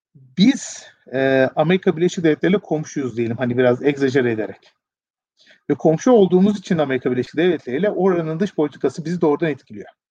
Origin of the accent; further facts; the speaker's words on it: Turkey; bir Türkiye Cumhuriyeti vatandaşı olarak